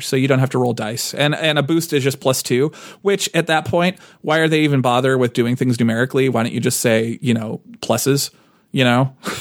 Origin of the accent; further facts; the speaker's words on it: United States; I'm too American